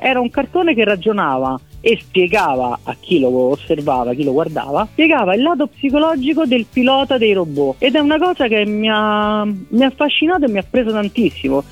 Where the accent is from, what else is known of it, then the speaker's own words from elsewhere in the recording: Rome, Lazio, Italy; io sono di Roma